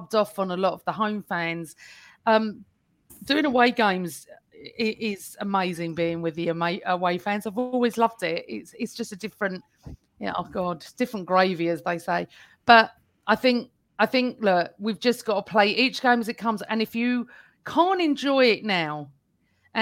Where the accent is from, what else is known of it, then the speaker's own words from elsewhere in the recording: Essex, East of England, United Kingdom; I'm from Essex